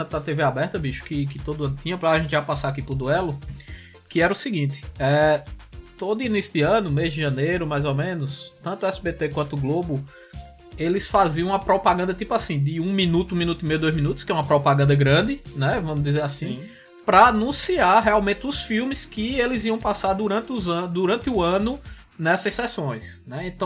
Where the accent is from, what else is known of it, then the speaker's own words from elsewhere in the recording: Solânea, Paraíba, Brazil; Ah, eu nunca falei nem, eu sou de Solânia, pô.